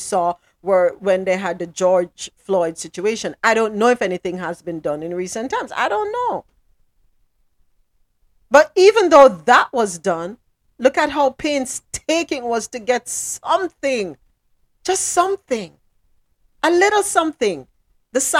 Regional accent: Jamaica; moved away; back in Jamaica

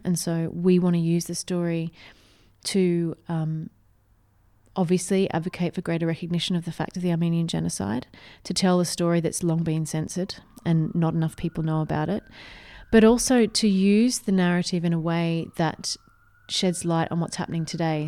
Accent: Australia; I grew up in a very small country town

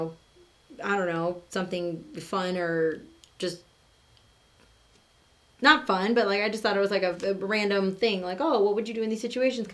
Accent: United States; being an American

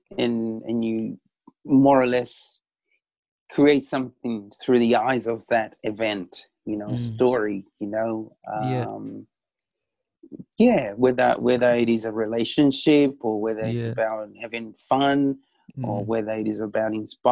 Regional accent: Chile; I was born in South America, in Chile, Pacific, Latin music is something that runs within me

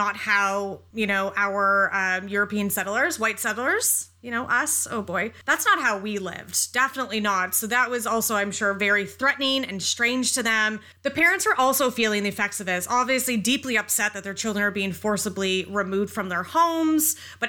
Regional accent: North Bay, Ontario, Canada; I grew up in North Bay so long ago

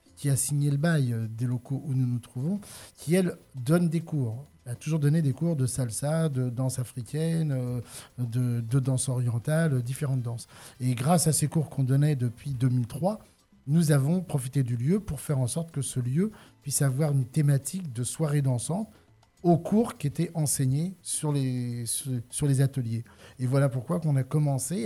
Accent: Paris region, Île-de-France, France; moved away as an adult; now in Le Thor, France; je suis issu de la région parisienne

